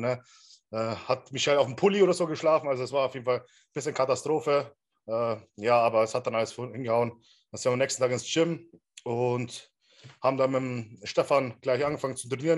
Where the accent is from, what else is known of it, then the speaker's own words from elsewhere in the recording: Regensburg, Bavaria, Germany; in Regensburg, wo ich herkomme